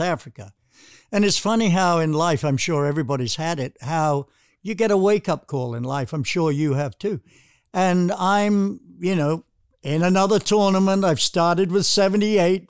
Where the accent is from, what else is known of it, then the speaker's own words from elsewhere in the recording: United Kingdom; moved away; growing up in Britain